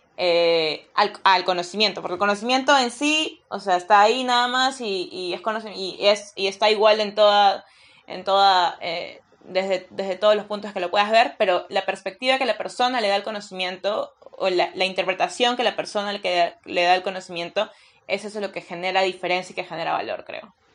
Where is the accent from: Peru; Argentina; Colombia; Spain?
Peru; soy peruana